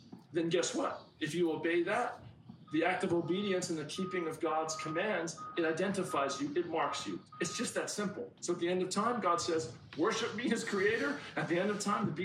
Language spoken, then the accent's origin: English; United States; I'm an American